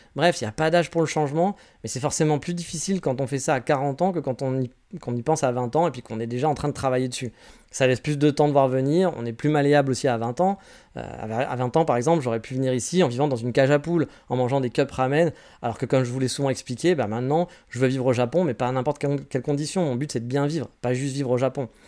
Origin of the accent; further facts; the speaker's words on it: France; moved away as an adult; now in Japan; je suis très content d'être français